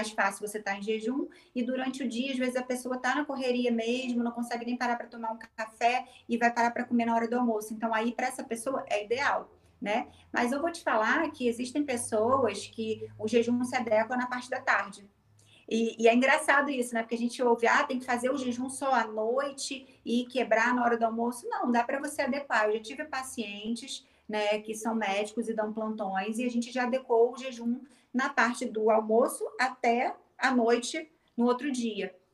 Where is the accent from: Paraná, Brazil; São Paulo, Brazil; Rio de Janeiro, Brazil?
Rio de Janeiro, Brazil; Niterói; Sim, sou de Niterói, né? Mas é só atravessar a ponte.